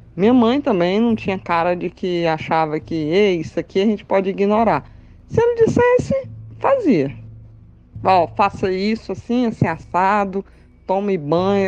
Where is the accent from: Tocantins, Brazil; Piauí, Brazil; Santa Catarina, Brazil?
Piauí, Brazil; Teresina; also born or lived in Fortaleza, Ceará; Eu nasci em Fortaleza, mas fui bebezinha para Teresina.